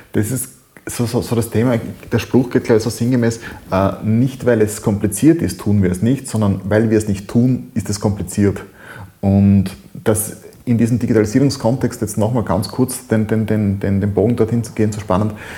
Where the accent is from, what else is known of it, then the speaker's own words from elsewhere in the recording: Styria, Austria; bei uns in der Steiermark, äh, in Österreich.